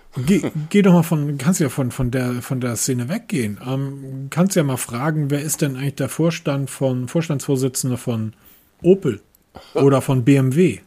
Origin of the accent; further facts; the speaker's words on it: Hamburg, Germany; ich als Hamburger